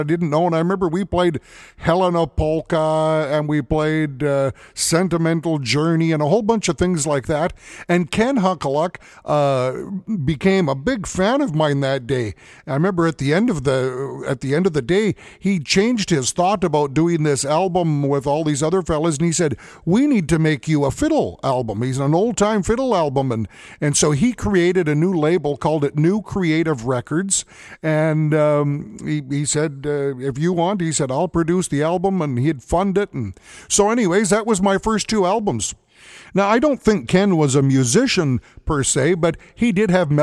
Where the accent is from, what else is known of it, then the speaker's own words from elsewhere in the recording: Edmonton, Alberta, Canada; I grew up in Edmonton. This is where I learned how to play the fiddle from my dad